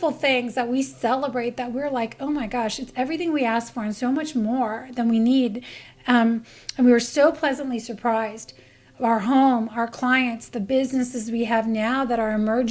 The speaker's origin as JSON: {"language": "English", "country": "Canada", "moved": "yes", "said": "I'm from Canada"}